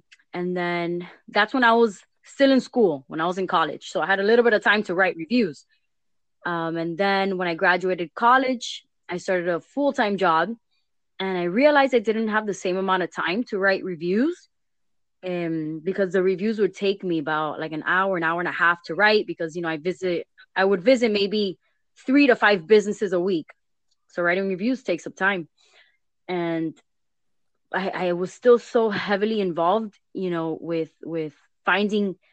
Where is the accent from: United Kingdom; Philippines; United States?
United States; Miami, Florida; I was born and raised in Miami